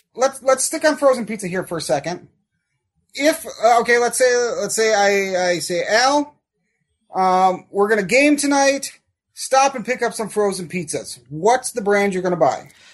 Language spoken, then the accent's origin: English; Wausau, Wisconsin, United States; where I grew up here in Wausau